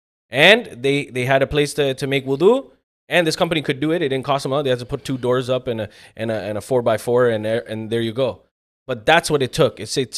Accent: Pakistan; Being a Pakistani... I don't think it's ever going to end, right?

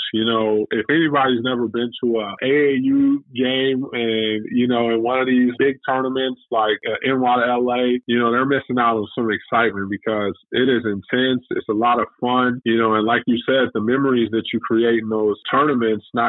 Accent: Chicago, Illinois, United States; I grew up in Chicago. I'm born and raised.

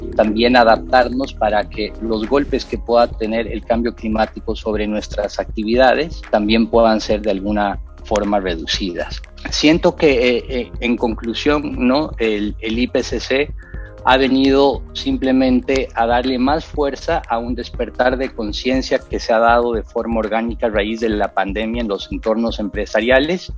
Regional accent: Bolivia; moved away as an adult; now in Costa Rica; soy em, soy boliviano, pero tengo 16 años de residir en, Costa Rica.

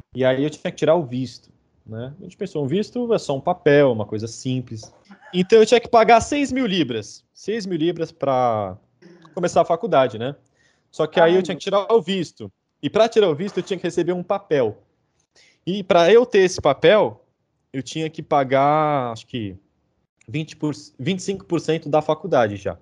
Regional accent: Brazil; moved away as an adult; now in Manchester, United Kingdom; sendo brasileiro

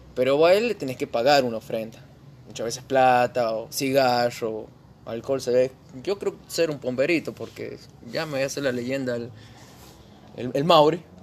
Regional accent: San Juan, Argentina; born or raised there

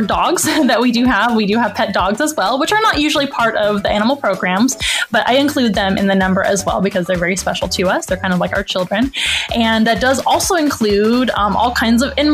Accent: San Antonio, Texas, United States; also born or lived in Florida; I'm a San Antonio, Texas native. I was born and raised here in San Antonio

